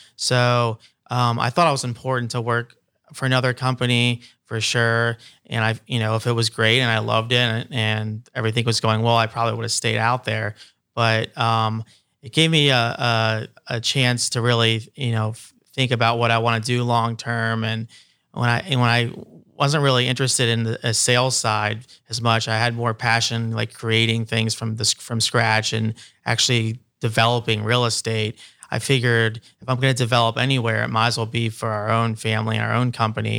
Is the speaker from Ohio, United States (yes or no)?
yes; Columbus, Ohio, United States; also born or lived in Los Angeles